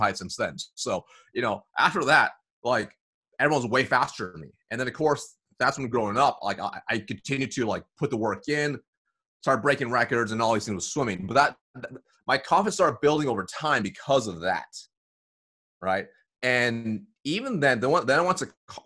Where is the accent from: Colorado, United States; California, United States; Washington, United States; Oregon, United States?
Oregon, United States; Eugene; also born or lived in Springfield, Oregon; I was born in Springfield, Oregon, and then moved to Eugene, Oregon. Not diverse at all.